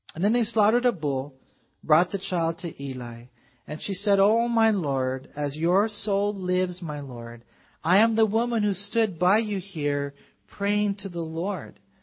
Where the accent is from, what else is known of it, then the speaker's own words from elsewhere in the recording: United States; we as American Christians